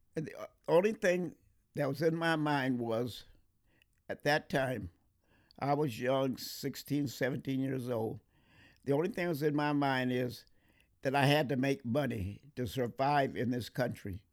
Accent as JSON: {"language": "English", "town": "Monrovia", "region": "California", "country": "United States", "tie": "born or raised there", "said": "I was born and raised in Monrovia"}